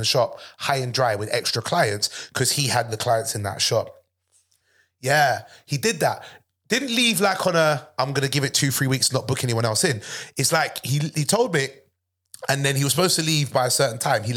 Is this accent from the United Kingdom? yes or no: yes; London, United Kingdom; I'm from London